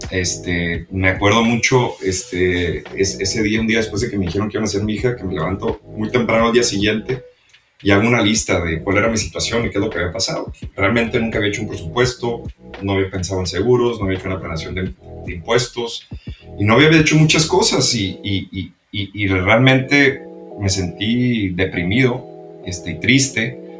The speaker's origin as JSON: {"language": "Spanish", "country": "Mexico", "tie": "born or raised there", "also_born_or_lived": "New York, United States", "moved": "as an adult", "lives_now": "United States", "said": "aquí en Estados Unidos, yo también crecí en México, vine a la Universidad de Estados Unidos"}